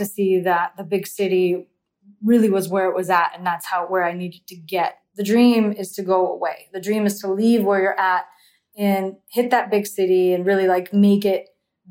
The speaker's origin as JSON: {"language": "English", "area": "Central Valley", "region": "California", "country": "United States", "tie": "born or raised there", "said": "I come from Central California. It doesn't snow here"}